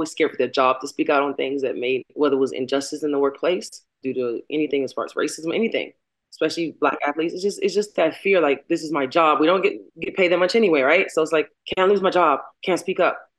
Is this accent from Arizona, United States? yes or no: no; Baltimore, Maryland, United States; I'm from Baltimore.